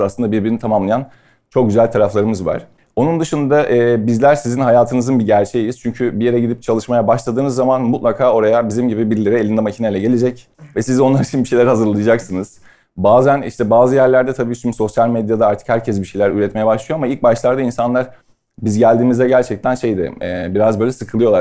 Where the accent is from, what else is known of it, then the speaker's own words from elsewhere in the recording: Istanbul, Turkey; also born or lived in London; ben Sarıyer'de doğdum büyüdüm.